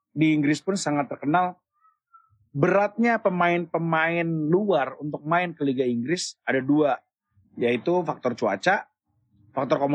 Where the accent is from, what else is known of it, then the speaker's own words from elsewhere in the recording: West Sumatra, Indonesia; tapi gue sebagai orang Minang tetap punya orang Minang